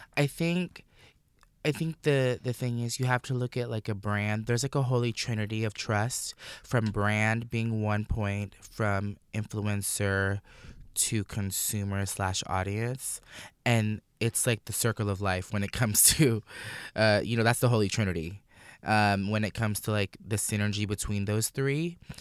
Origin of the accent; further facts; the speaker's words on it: Orlando, Florida, United States; I grew up in Orlando